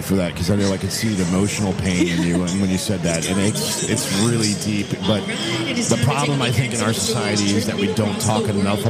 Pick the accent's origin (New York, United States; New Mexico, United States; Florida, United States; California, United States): Florida, United States; I mean, I'm a boy from Florida, and we don't have rodeos.